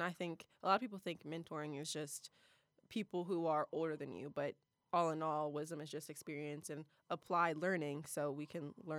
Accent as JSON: {"language": "English", "town": "Columbus", "region": "Ohio", "country": "United States", "said": "I'm from the best city in Ohio, the 614."}